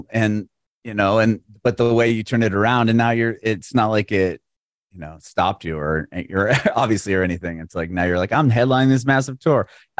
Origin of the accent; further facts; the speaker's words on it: San Diego, California, United States; now in Nashville, United States; I moved to Nashville recently. I'm from San Diego.